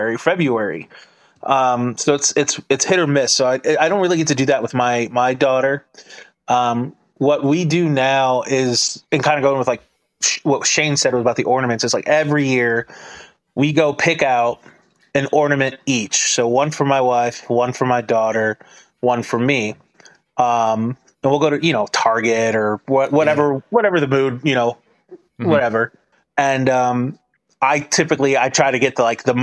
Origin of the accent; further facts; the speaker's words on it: Michigan, United States; I grew up in Michigan